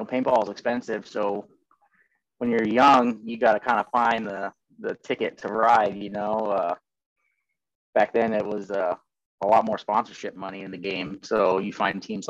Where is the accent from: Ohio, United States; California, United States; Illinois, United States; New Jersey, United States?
Ohio, United States; also born or lived in Columbus, Ohio / Bowling Green, Ohio; I'm an Ohio boy, born and raised in Ohio.